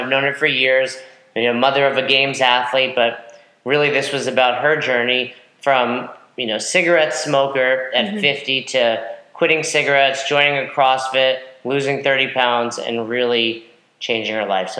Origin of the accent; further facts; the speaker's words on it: Northeast, United States; I'm from the Northeast.